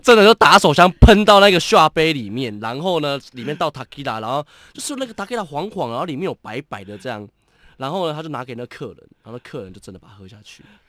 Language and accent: Chinese; Taitung County, Taiwan; 我台东人